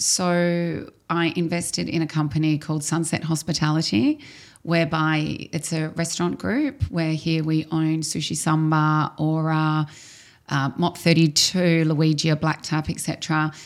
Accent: Melbourne, Victoria, Australia; moved away as an adult; now in Dubai, United Arab Emirates; I'm from Australia, I'm from Melbourne

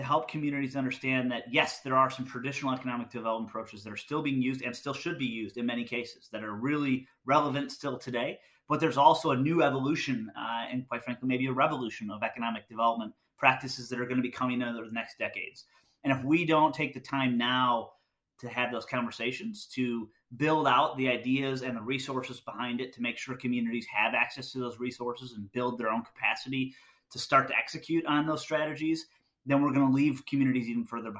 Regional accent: Michigan, United States; So I'm from Michigan, so I spent a lot of time in Michigan, and Detroit's, you know, close to home.

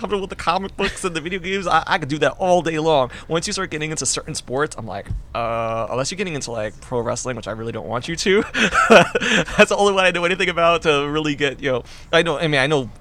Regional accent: New York City, New York, United States; I grew up in the Bronx

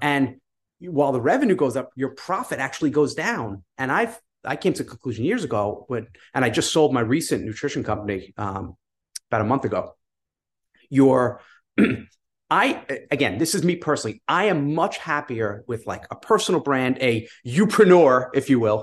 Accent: New York, United States; I'm from New York

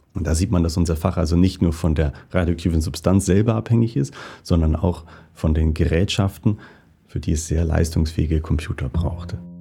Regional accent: Northern Germany, Germany; moved away as an adult; also born or lived in Basel, Switzerland; now in St. Gallen, Switzerland; Ich bin in Norddeutschland aufgewachsen

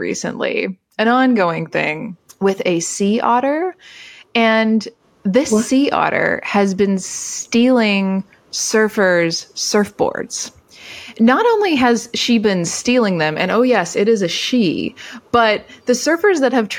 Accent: Canada; as a Canadian here

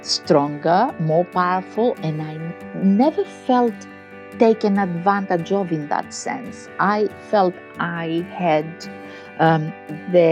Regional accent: Crete, Greece; In a tiny village on the island of Crete, in the middle of the island of Crete

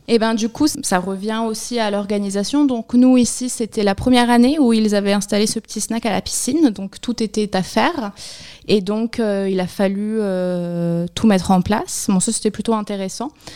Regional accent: Barcelona, Catalonia, Spain; also born or lived in Pyrénées-Orientales, France / Mexico / Ecuador; now in Argelès-sur-Mer, France; je suis originaire de la région, mais j'ai grandi à Barcelone

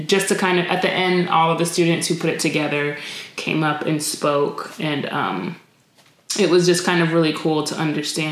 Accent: New York, United States; moved away; I grew up in New York when I was younger

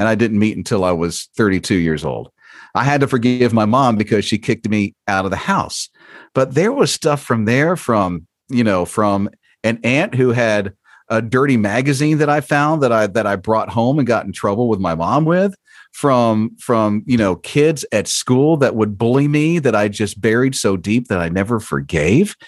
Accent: Florida, United States; I'm from Florida

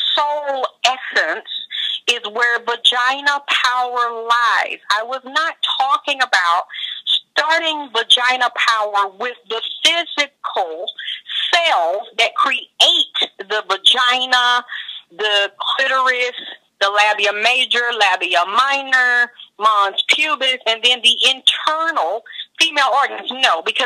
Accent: Georgia, United States; moved away; I came from Georgia, a very repressed spiritual and religious background

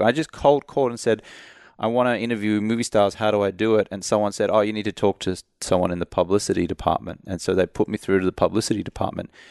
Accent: Australia; moved away as an adult; also born or lived in London; now in United States; I'm from Australia, but when I moved over to the U S in two thousand three

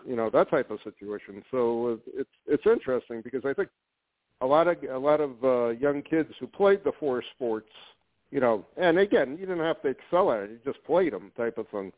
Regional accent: Connecticut, United States; I was from the tri-state area in Connecticut, born and raised in Connecticut

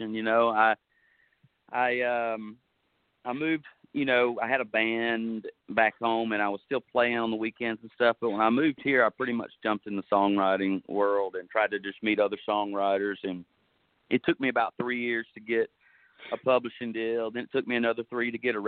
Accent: Jackson, Tennessee, United States; moved away as an adult; now in Nashville, United States; I'm from Jackson, Tennessee, and moved to Nashville 11 years ago

